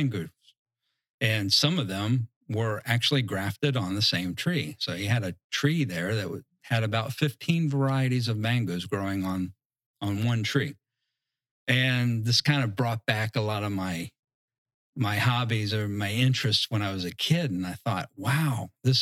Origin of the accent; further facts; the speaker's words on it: Southeast Virginia, United States; moved away; I grew up in Southeast Virginia